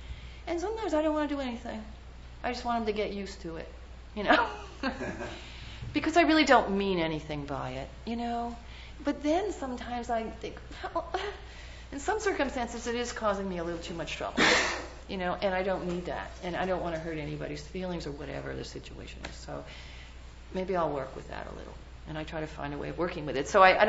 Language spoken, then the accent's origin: English; New York, United States; Hey, I'm just from New York, you know? And even though I've lost my accent, you know, I'm proud of it, you know, and I don't have an issue.